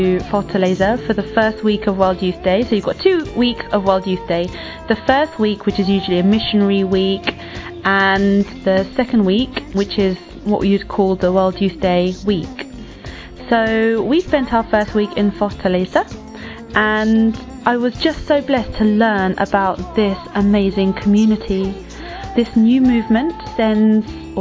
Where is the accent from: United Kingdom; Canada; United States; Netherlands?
United Kingdom; London; I was born in London and my parents come from Spain and Philippines